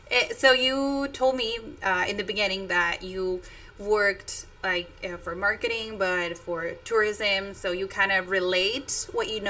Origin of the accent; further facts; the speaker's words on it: Tijuana, Baja California, Mexico; English is a second language; Yes, yes I am from Tijuana.